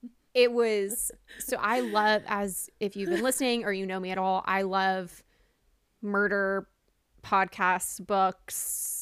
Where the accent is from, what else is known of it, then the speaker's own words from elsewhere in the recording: the South, United States; Which, I'm from the South. I grew up in the South. That does not happen.